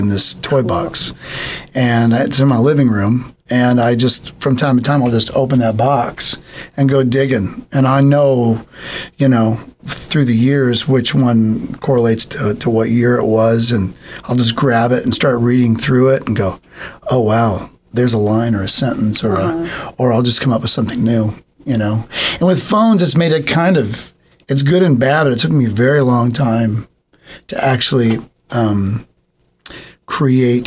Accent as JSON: {"language": "English", "town": "San Bernardino", "region": "California", "country": "United States", "tie": "born or raised there", "said": "I grew up in San Bernardino, so San Bernardino County"}